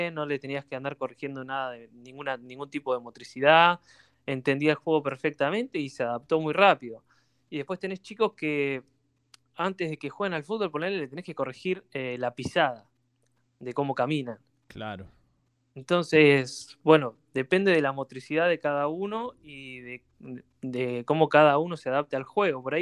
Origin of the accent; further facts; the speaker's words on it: Bahía Blanca, Buenos Aires Province, Argentina; nosotros somos de Bahía